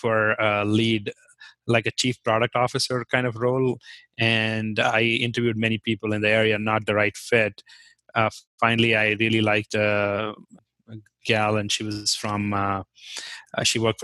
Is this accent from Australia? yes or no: no; Jammu and Kashmir, India; first language Kashmiri; English is a second language; moved away as an adult; also born or lived in Kent State, Ohio, United States; now in Hudson, United States; I'm from Kashmir